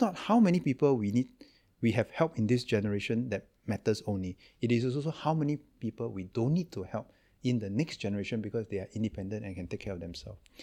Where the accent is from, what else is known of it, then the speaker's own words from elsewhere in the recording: Singapore; I'm from Singapore